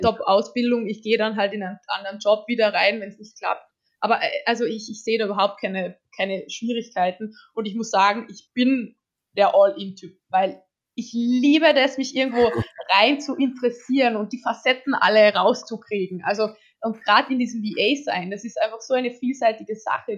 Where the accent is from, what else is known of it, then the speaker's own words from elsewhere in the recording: Austria; ich komme aus Österreich